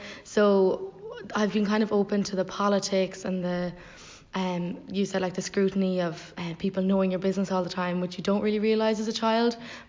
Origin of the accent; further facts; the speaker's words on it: Cape Clear Island, Munster, Ireland; moved away; So, I come from Cape Clear Island, which is the southerly most inhabited island in Ireland. It has a population of about 120, 130, depending on the time of year. It's 3 square miles, so it's very small.